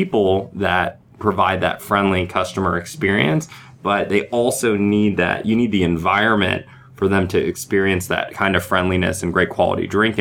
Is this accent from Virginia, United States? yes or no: yes; Virginia, United States; We the team that started, we all met in Virginia, and we're from Virginia